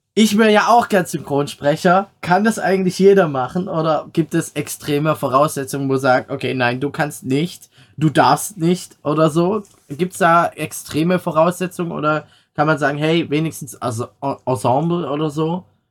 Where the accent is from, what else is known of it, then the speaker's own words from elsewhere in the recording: Swabia, Baden-Württemberg, Germany; accent: Swabian; now in North Rhine-Westphalia, Germany; dann kommt das Schwäbeln immer raus, so ein bisschen